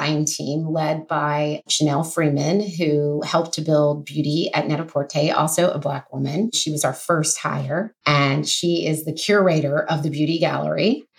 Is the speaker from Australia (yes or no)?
no; Kenya; I mean, I'm a Kenyan girl that's never sold a product internationally.